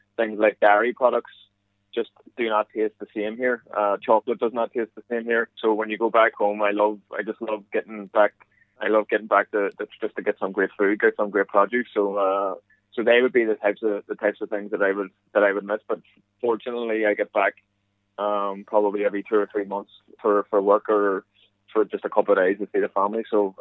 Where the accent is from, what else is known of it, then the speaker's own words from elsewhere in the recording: Ireland; accent: Irish; moved away as an adult; now in United States; as you can tell through my accent, it hasn't changed much